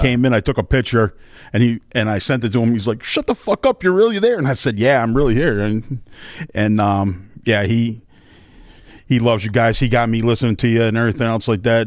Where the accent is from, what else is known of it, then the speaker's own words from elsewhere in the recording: Northeast, United States; now in Bluffton, United States; I'm from the Northeast